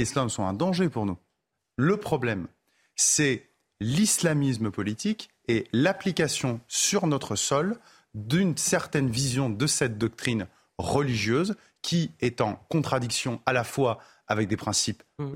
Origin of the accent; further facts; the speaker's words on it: France; en tant que Français